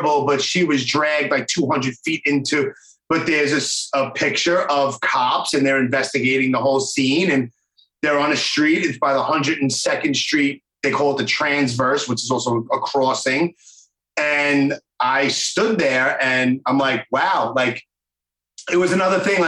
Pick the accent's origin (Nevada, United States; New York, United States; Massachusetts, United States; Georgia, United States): New York, United States; also born or lived in Howard Beach, Queens; growing up in New York and being my age, I'm 45